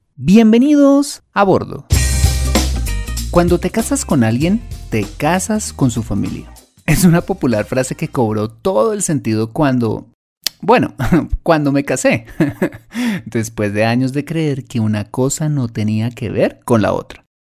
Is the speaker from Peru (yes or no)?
no; Colombia